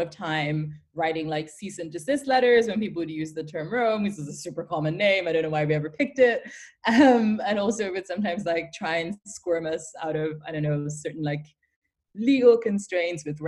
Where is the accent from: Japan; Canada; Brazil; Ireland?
Ireland; moved away as an adult; also born or lived in Nigeria / Dublin, Ireland / London, United Kingdom; now in Berlin, Germany; So I grew up mostly in Ireland, between Nigeria and Ireland.